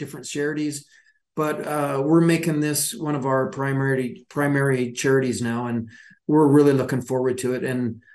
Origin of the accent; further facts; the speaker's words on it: Calgary, Alberta, Canada; moved away; growing up in Calgary